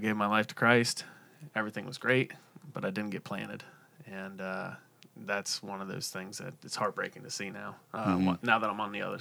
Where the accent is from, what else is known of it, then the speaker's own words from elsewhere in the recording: Central Ohio, United States; now in South Point, United States; I grew up in Central Ohio. I was an hour east of Columbus, so I've been in the Central Ohio area my whole life